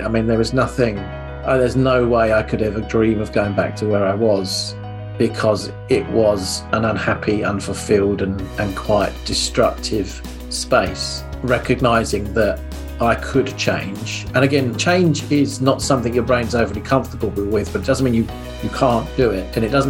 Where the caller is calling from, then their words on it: East of England, United Kingdom; I'm based in Hertfordshire, which is lovely and sunny Hertfordshire today.